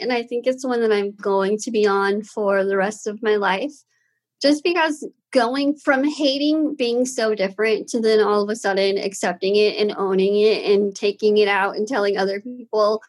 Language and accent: English; Austin, Texas, United States; I was born and raised here in Austin.